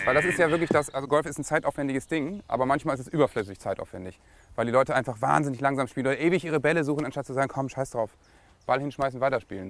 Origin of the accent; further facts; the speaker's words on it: Lower Saxony, Germany; bei uns in Niedersachsen